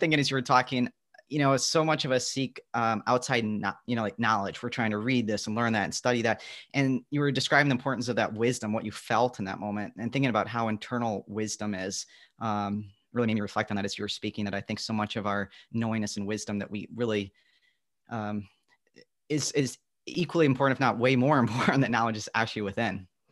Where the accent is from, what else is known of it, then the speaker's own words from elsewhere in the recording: Midwest, United States; I'm from the Midwest where there's the Great Lakes